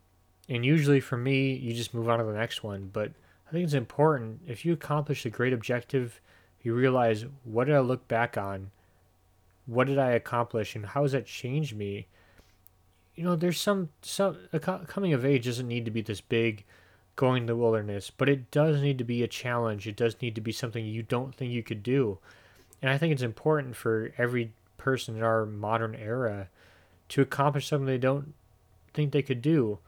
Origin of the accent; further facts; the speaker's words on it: Midwest, United States; As much as anything else, I'm from the Midwest. I'm cheap as fuck.